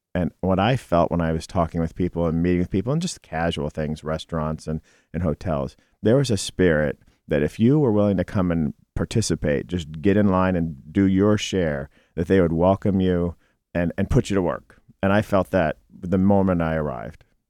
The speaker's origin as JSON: {"language": "English", "town": "Cleveland", "region": "Ohio", "country": "United States", "also_born_or_lived": "Southeast Michigan", "moved": "yes", "lives_now": "Detroit, United States", "said": "I'm from Cleveland."}